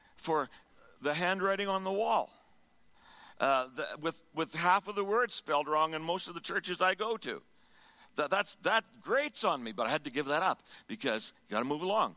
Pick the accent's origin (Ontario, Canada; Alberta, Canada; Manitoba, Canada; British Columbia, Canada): Alberta, Canada; Sherwood Park; Sherwood Park